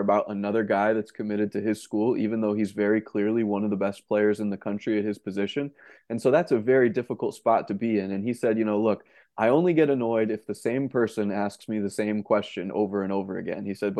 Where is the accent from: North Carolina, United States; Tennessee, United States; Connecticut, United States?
Connecticut, United States; where I grew up in Connecticut.